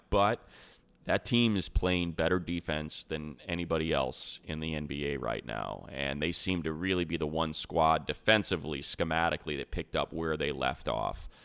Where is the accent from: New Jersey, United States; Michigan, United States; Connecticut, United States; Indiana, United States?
Indiana, United States; Northwest; also born or lived in Chicago; now in Southern California, United States; I was born and raised in Northwest Indiana, south side of Chicago